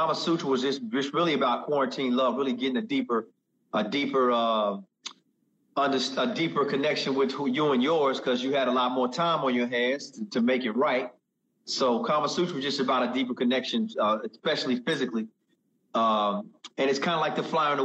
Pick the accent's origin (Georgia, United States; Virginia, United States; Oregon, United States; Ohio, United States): Georgia, United States; Augusta; moved away as an adult; also born or lived in Atlanta, Georgia; now in Los Angeles, United States; I'm originally from Georgia, man. I grew up in Augusta, Georgia, Atlanta, Georgia area